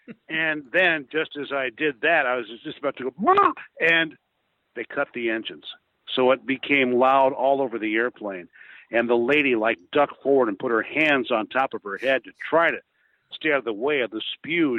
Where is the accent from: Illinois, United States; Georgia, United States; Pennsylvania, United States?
Illinois, United States; West Central; I grew up in West Central Illinois